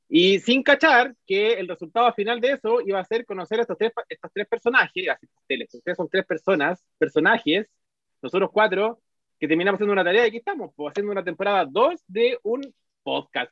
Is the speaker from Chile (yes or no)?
yes; Chile; somos los chilenos